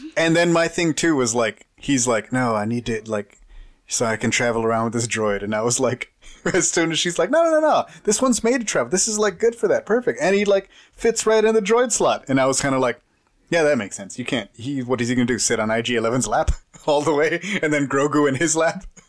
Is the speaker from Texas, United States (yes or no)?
yes; Texas, United States; I'm like from Texas